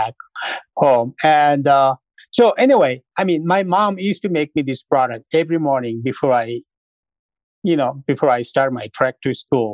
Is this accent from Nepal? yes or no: yes; Nepal; moved away; I grew up in Nepal in a remote village of 10 houses called Sangma